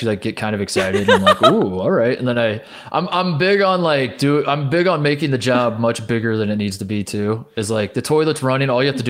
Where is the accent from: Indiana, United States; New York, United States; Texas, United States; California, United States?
Indiana, United States; Hendricks County; also born or lived in Rochester, Indiana / Logansport, Indiana; I'm from Hendricks County, Indiana.